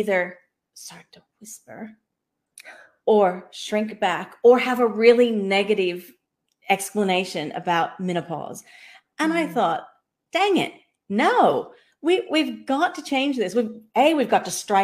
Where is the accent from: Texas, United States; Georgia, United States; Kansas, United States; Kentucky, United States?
Kansas, United States; moved away as an adult; also born or lived in Sydney, Australia / Southeast Queensland, Australia; now in Far North Queensland, Australia; I was a Kansas-born girl